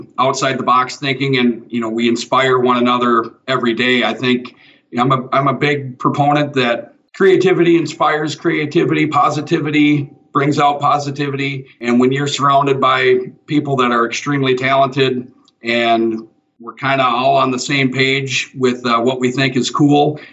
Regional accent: Spring Green, Wisconsin, United States; I grew up in Spring Green, where Ringbrothers are at.

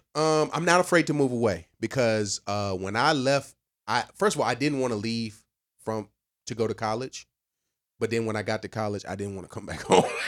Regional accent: near the North Carolina border, southern Virginia, United States; also born or lived in Alexandria, Virginia; I am not from Fredericksburg. I'm from the dirty, dirty of Virginia

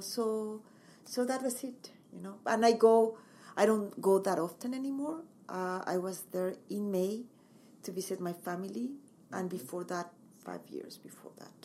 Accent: Mexico City, Mexico; English is a second language; moved away as an adult; also born or lived in Montreal, Canada / Acapulco; now in Kelowna, Canada; I come from Mexico City. I uh, lived there most of my life

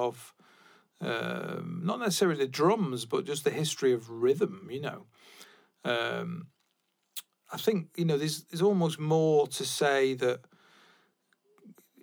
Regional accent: England, United Kingdom; I'm an English person

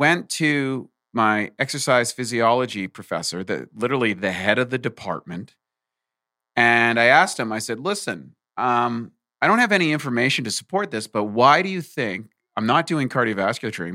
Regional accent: rural New Brunswick, Canada; moved away; also born or lived in Ontario / Vancouver, Canada; I was born in Ontario, and I grew up in the East Coast in rural New Brunswick

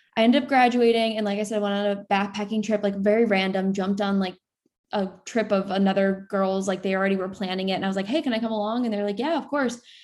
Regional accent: Sarasota, Florida, United States; moved away as an adult; now in New York City, United States; I'm originally from Florida, uh, Sarasota, Florida

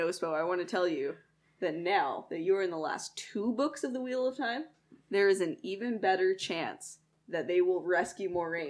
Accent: Canada; we're Canadian

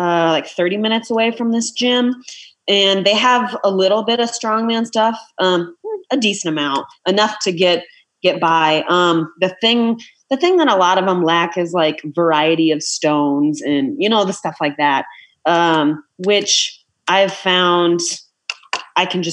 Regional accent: Iowa, United States; I'm from Iowa.

